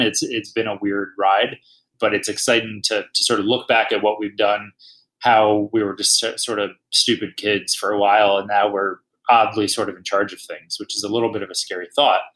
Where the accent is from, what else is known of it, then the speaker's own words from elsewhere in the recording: Dayton, Ohio, United States; moved away as an adult; now in Colorado, United States; I'm originally from Ohio, from Dayton, Ohio